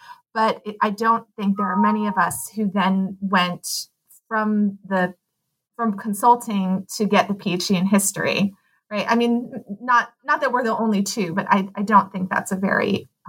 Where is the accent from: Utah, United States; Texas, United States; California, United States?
California, United States; Pasadena; also born or lived in Amherst, Massachusetts / Portland, Oregon; now in Claremont, United States; I have lived in California nearly all my life. I currently live in Claremont, California, which is about 30 miles east of Los Angeles. But I grew up in Pasadena. My mother was born and raised in Chinatown, in San Francisco Chinatown.